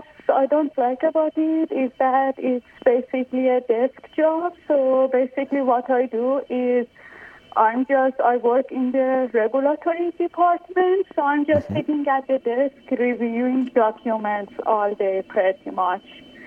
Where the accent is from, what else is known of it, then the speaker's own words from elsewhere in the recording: Iran; moved away as an adult; now in United States; I moved from Iran about 10 years ago. I went to a school in Philadelphia, so I studied public health.